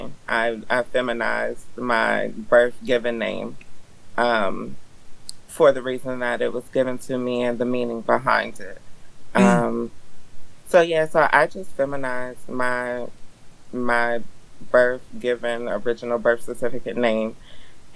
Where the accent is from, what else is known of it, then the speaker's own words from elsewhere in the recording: Eastern Shore, Maryland, United States; When I was growing up, I grew up on the Eastern Shore, which is very non-queer existence